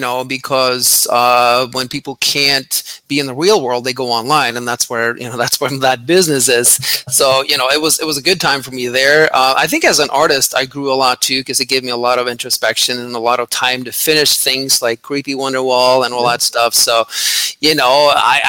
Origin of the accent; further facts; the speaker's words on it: Norway; I grew up in Norway